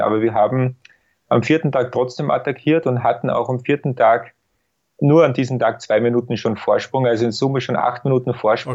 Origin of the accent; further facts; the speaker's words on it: Austria; bei uns in Österreich